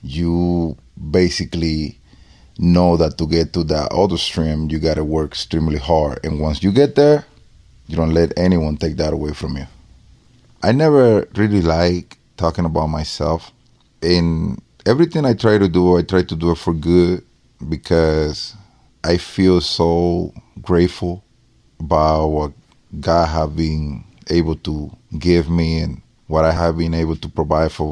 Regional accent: Dominican Republic; English is a second language; now in United States; I was born and raised in the Dominican Republic

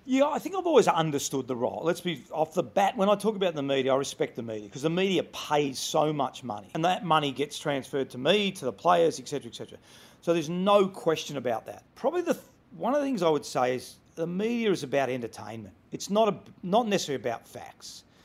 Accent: Melbourne, Victoria, Australia; moved away as an adult; also born or lived in Sydney; I'm originally from Melbourne

